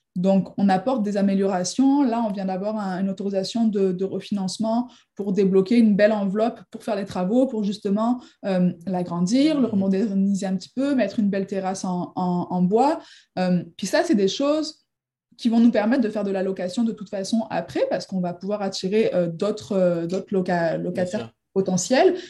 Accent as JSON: {"language": "French", "area": "near Marseille", "region": "Provence-Alpes-Côte d'Azur", "country": "France", "moved": "as an adult", "lives_now": "Quebec, Canada", "said": "Je viens du sud de la France à la base, à côté de Marseille"}